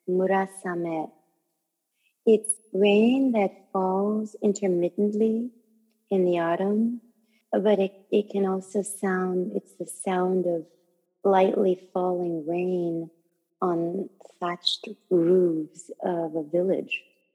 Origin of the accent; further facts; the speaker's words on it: United States; I know that in the American culture that I have grown up in, and I'm American as well as being Japanese